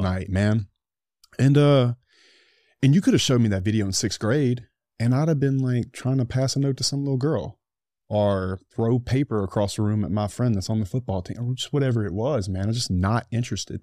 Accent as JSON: {"language": "English", "country": "United States", "said": "I'm an American"}